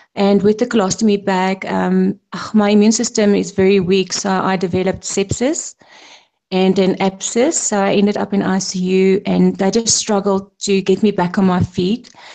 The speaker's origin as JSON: {"language": "English", "country": "South Africa", "said": "I'm a South African, proudly South African"}